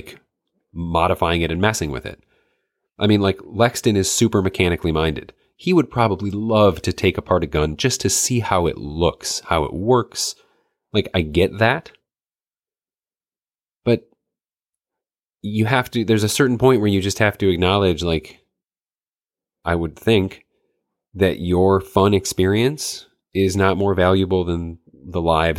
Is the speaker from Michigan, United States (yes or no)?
yes; Michigan, United States; I grew up in the North Woods of Michigan. So people, it was hunting, like that's what you did.